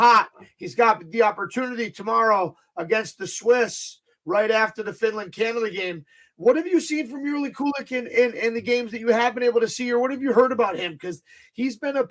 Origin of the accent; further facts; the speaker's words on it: United States; as an American